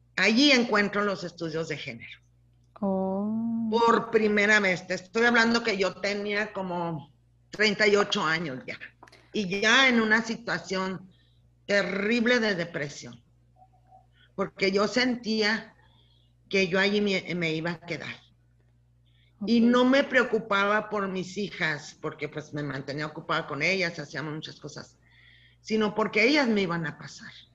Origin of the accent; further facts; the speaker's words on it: Casas Grandes, Chihuahua, Mexico; now in Ciudad Juárez, Mexico; yo nací aquí en Ciudad Juárez, hace como mil años, no te creas, en 1954. O sea que ahorita este año ya cumplo 67 años. Nací aquí en Juárez, toda la familia de mi papá aquí en Juárez, abuelos, abuela, todo, pero yo crecí en casas grandes